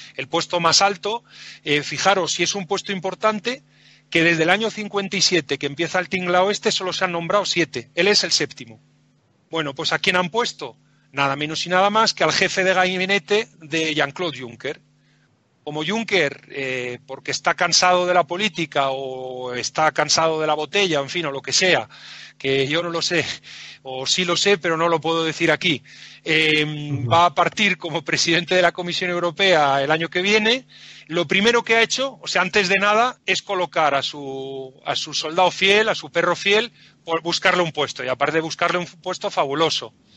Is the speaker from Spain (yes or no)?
yes; Spain; nosotros como españoles